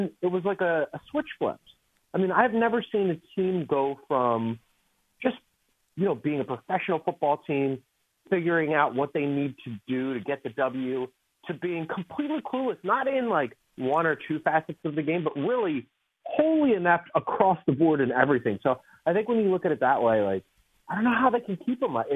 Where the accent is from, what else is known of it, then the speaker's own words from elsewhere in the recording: Philadelphia, Pennsylvania, United States; I'm from Philadelphia